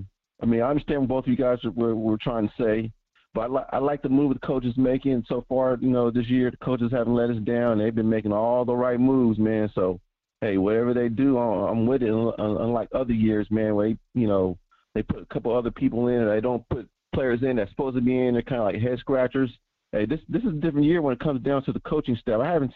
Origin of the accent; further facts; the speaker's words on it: Bay Area, California, United States; You know, I'm from the Bay Area, so I see the Warriors play every day